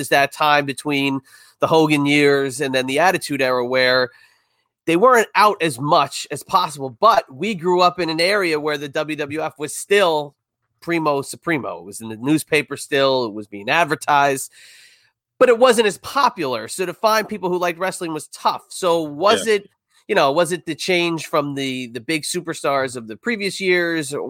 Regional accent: Red Bank, New Jersey, United States; moved away; also born or lived in Middletown, New Jersey; Red Bank

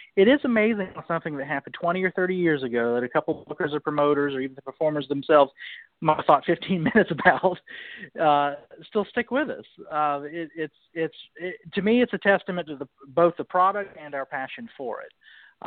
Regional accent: Charleston, South Carolina, United States; moved away as an adult; now in Washington, D.C., United States; down there in Charleston, my hometown

